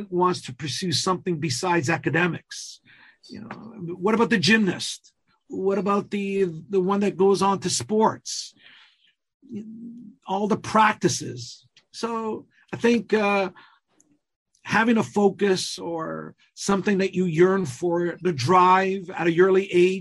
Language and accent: English; Calabria, Italy; first language Calabrian; English is a second language; my native language, the Calabrian language